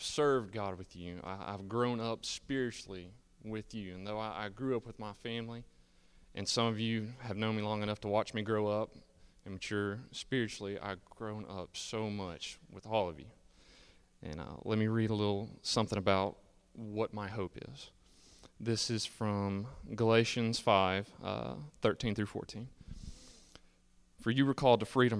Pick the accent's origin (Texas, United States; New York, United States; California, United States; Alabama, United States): Alabama, United States; Pinson; I grew up in Pinson, Alabama with my family